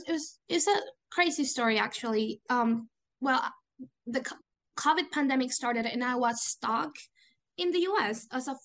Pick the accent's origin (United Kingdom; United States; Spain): Spain; Valencia, Valencian Community; English is a second language; I started when I was 16 in the Interact Club of Valencia, my hometown, and my parents then joined Rotary.